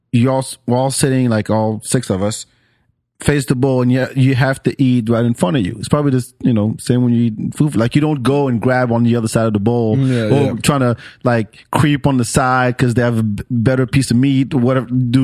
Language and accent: English; France; English is a second language; also born or lived in Senegal; now in United States; I grew up in France